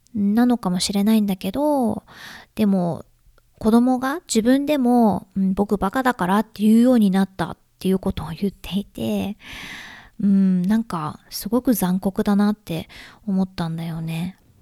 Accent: Japan; now in United States; 私は日本人で

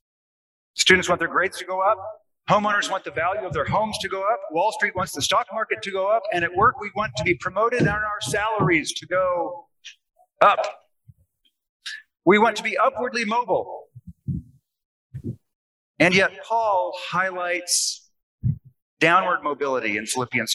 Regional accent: Seattle, Washington, United States; now in Arkansas, United States; I'm from Seattle

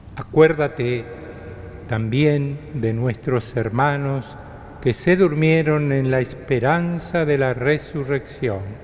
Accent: Argentina; somos como pueblo argentino

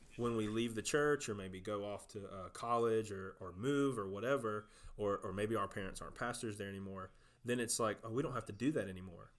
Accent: South Georgia, United States; I'm from South Georgia, just as, just like you are, grew up on the same place

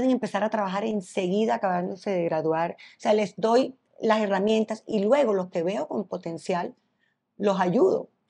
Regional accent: Colombia; cuando digo que soy colombiana, estoy en Fashion Week en París

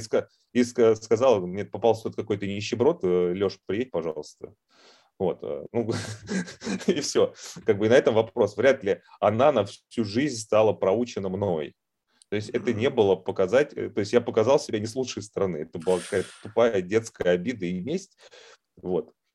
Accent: Moscow, Russia; accent: Moscow; я поскольку родился в Москве

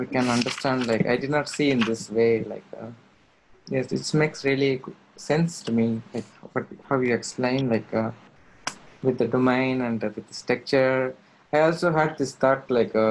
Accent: India; moved away as an adult; now in Thailand; I'm from India. So when I live in India

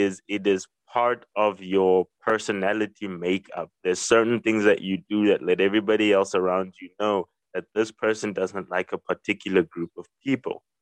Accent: South Africa; as a South African

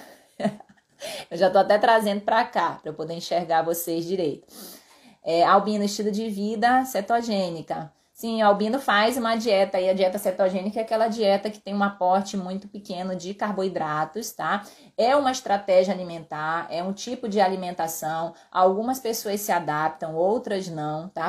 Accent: Pará, Brazil; eu sou paraense, com herança no Ceará também. Então, na, minha terra a gente fala topada

